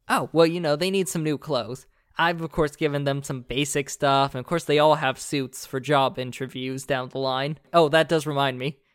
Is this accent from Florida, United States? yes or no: yes; Florida, United States; I grew up in Florida